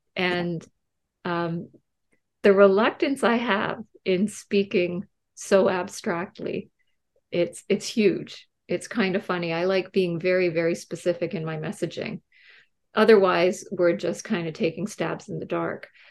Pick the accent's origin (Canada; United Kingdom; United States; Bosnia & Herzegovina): Canada; I'm Canadian